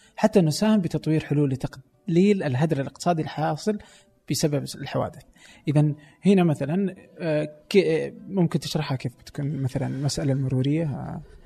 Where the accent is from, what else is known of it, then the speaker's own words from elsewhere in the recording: Saudi Arabia; عندنا في السعودية